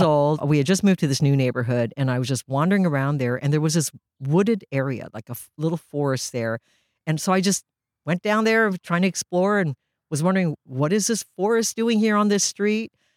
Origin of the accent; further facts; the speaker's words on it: Mill Valley, California, United States; first language Japanese; English is a second language; also born or lived in Japan; I grew up in Mill Valley